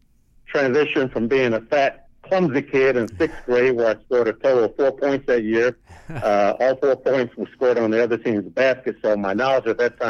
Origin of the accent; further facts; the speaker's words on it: Indianapolis, Indiana, United States; Well, growing up as a kid, my first love was baseball.